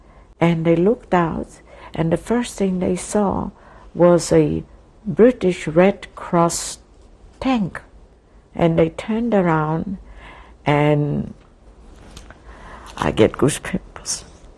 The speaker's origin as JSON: {"language": "English", "town": "Lodz", "region": "Łódź Voivodeship", "country": "Poland", "tie": "born there", "said": "I was born in Lodz, L-O-D-Z, Poland."}